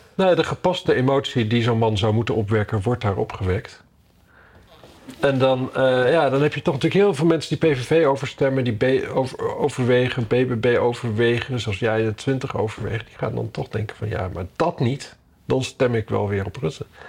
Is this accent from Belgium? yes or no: no; Drenthe, Netherlands; Ik kom uit Drenthe